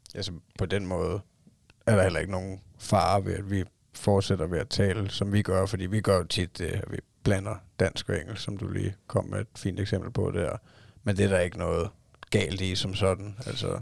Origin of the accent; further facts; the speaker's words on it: Denmark; min kone hun er fra Thailand, og jeg er fra Danmark